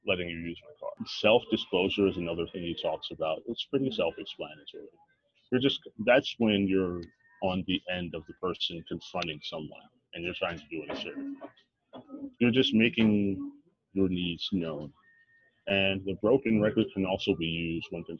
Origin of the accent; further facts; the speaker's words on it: Philadelphia, Pennsylvania, United States; I'm from Philly